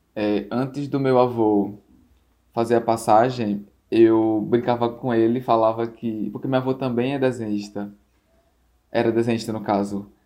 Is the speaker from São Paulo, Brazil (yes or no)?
no; Natal, Rio Grande do Norte, Brazil; sou daqui de Natal